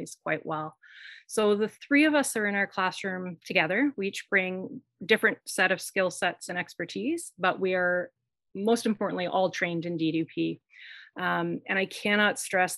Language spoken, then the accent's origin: English; Kingston, Ontario, Canada; Queen's University. And Queen's is in my hometown